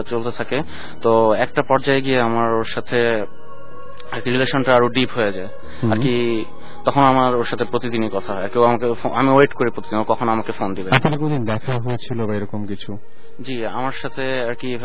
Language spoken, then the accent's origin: Bangla; Wari, Dhaka Division, Bangladesh; আমি ওয়ারি